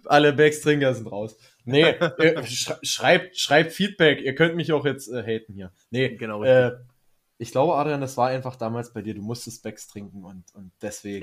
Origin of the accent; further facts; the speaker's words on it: Germany; weil wir Deutsche sind